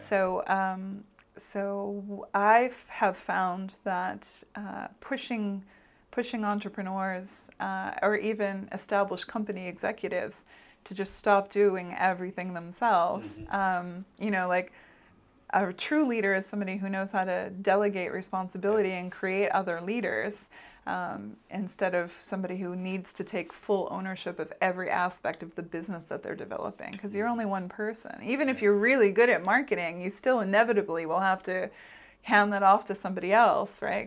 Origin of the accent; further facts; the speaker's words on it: Boston, Massachusetts, United States; also born or lived in Los Angeles; now in Iceland; I grew up in Boston